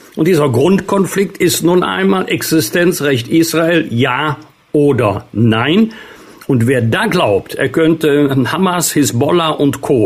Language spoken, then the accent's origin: German; Germany; bei uns in Deutschland